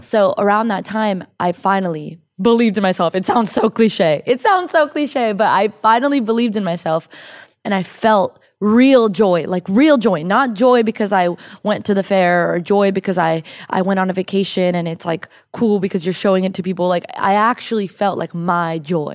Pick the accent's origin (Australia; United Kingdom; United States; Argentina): United States; Miami, Florida; moved away as an adult; also born or lived in Orlando, Florida; now in California, United States; I'm from Miami